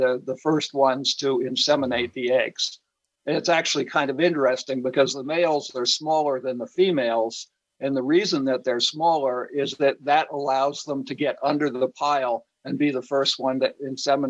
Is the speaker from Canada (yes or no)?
no; Cape Cod, Massachusetts, United States; growing up on Cape Cod as a kid